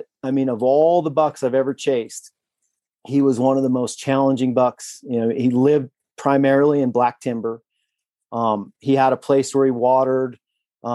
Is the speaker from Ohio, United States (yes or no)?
no; Southeastern Idaho, United States; growing up in Southeastern Idaho